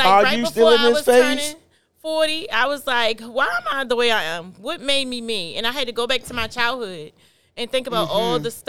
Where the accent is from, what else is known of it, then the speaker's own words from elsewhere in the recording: Appomattox, Virginia, United States; moved away; I'm from Appomattox, Virginia.